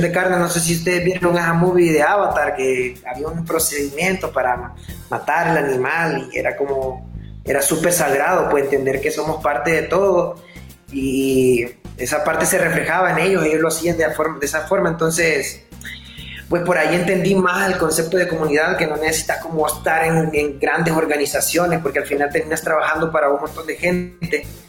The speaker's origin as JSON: {"language": "Spanish", "country": "Honduras", "moved": "as an adult", "said": "yo me fui de Honduras, yo estuve como seis años fuera de Honduras. Entonces yo regresé a finales de 2014"}